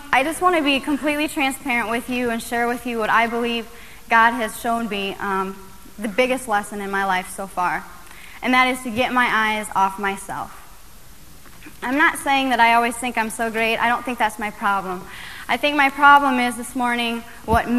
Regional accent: Iowa, United States; my hometown, University Avenue is the cruising strip. It's three lanes. I mean, if there is a cruising strip in Iowa, this is the cruising strip

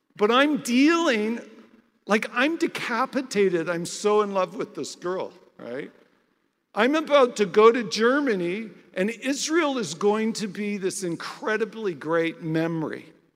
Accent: Canada; I'm Canadian and I'm a non Jew

